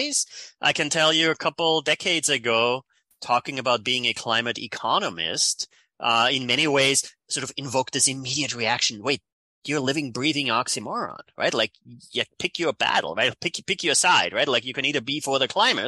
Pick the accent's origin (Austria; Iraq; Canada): Austria; accent: European; moved away as an adult; now in United States; So that's where my accent is from. Born in Austria.